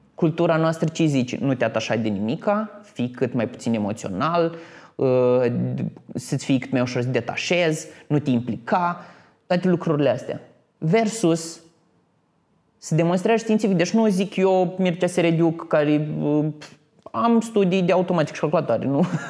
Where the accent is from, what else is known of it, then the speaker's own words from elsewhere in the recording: Botoșani, Botoșani County, Romania; moved away as an adult; also born or lived in Iași; Eram venit din Botoșani